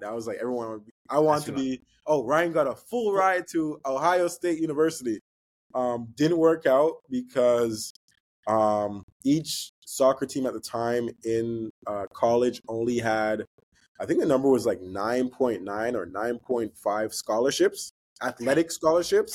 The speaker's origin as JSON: {"language": "English", "country": "Canada", "said": "being from Canada, being Canadian"}